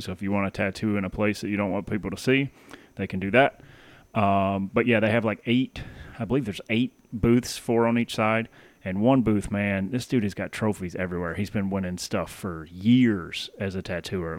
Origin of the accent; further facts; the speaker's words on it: Tennessee, United States; moved away; I grew up in Tennessee